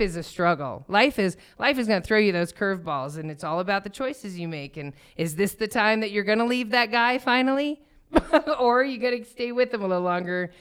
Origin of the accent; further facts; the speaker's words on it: Thornton, Colorado, United States; I grew up in Thornton